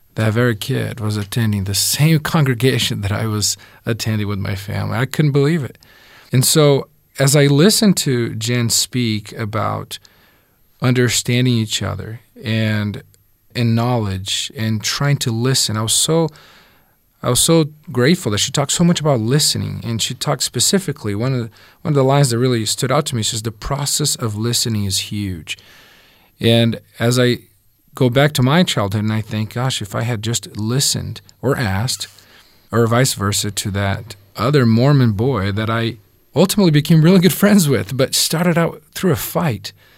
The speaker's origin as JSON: {"language": "English", "country": "Brazil", "tie": "born or raised there", "also_born_or_lived": "southern Brazil", "said": "I was born and raised in Brazil, and I was about nine when my family moved to southern Brazil"}